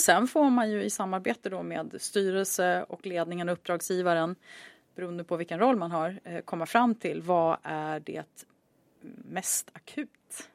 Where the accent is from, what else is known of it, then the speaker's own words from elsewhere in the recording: Sweden; moved away as an adult; also born or lived in Chicago; jag var svensk